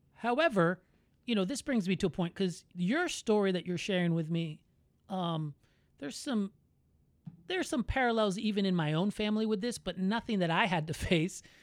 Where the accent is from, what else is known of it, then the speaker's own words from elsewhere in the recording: Orlando, Florida, United States; I was born in Orlando, but my, my family was all born there.